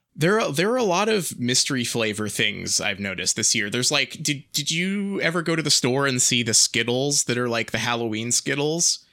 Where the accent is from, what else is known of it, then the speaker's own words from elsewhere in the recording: England, United Kingdom; we're English.